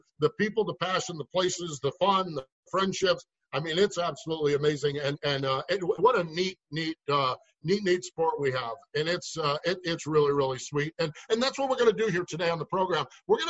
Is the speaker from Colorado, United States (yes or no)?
no; Binghamton, New York, United States; Now I grew up in the Northeast. I grew up 5 Mile Point Speedway in Binghamton, New York was my home track